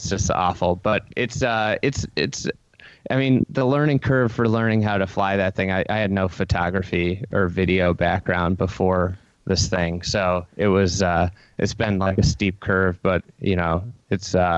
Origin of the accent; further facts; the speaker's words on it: Lake Bluff, Illinois, United States; I grew up in Lake Bluff, Illinois